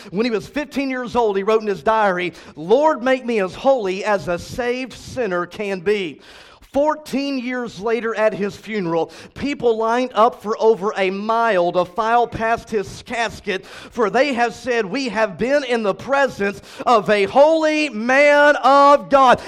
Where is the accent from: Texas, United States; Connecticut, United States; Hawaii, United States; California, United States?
Texas, United States; Cleburne; my church that I was raised in in Cleburne, Texas, seven and a half hours from here